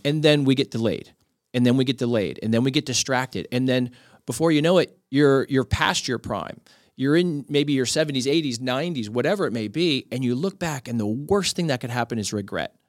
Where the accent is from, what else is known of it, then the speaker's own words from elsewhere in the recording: Miami, Florida, United States; I grew up in Miami